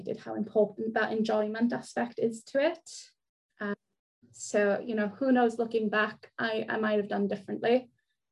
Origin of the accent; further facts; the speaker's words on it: South Wales, United Kingdom; first language Welsh; English is a second language; I lived in a tiny little village in South Wales, the type of place where everyone knows everything about you and everyone else